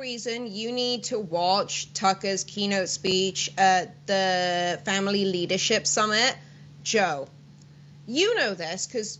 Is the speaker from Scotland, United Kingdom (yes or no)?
no; Wales, United Kingdom; moved away; I'm Welsh.